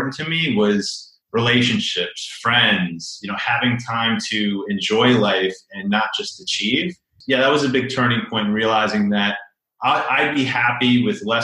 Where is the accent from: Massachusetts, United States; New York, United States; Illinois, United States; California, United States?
New York, United States; Chappaqua; now in Brooklyn, United States; I grew up in a suburb about an hour north of New York City. I grew up in Chappaqua.